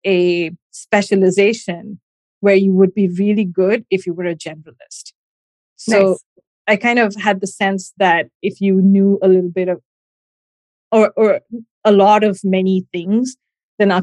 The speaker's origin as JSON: {"language": "English", "region": "Gujarat", "country": "India", "tie": "born or raised there", "moved": "yes", "said": "I grew up in India, in the western part of India, in the state of Gujarat."}